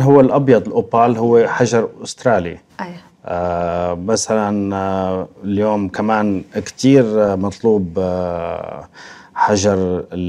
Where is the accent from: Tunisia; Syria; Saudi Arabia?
Syria; moved away as an adult; now in Moscow, Russia; الاصل سوريا